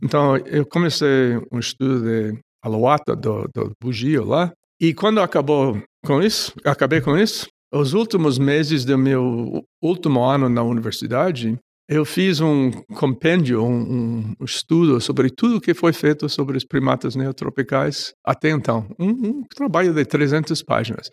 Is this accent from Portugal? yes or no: no; New York, United States; Portuguese is a second language; moved away; also born or lived in Long Island; eu nasci em, uh, em, no Bronx, uh, uma parte de Nova York. E de lá, com sete anos, fui para Brooklyn, fiquei dois anos lá